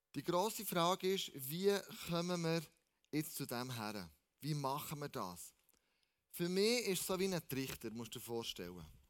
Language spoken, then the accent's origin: German; Switzerland; wir als Schweizer